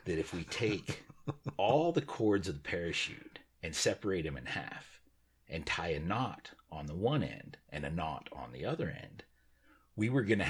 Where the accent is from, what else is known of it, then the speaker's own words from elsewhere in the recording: Utah, United States; where we grew up in Utah